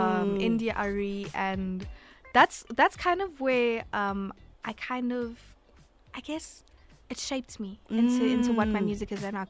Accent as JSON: {"language": "English", "town": "Kimberley", "region": "Northern Cape", "country": "South Africa", "tie": "born or raised there", "also_born_or_lived": "Abu Dhabi", "moved": "yes", "said": "I grew up in Kimberley, and then I moved to Abu Dhabi, and then I lived in Cape Town for about a year."}